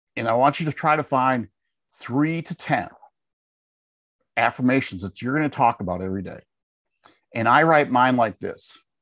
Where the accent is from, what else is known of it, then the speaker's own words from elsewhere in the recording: Wisconsin, United States; moved away as an adult; now in Tennessee, United States; we live in Tennessee, We, we grew up in Wisconsin.